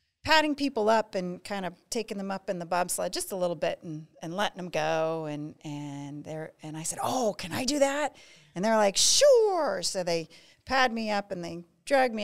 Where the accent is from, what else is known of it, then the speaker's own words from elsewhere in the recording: Pennsylvania, United States; I am from Pennsylvania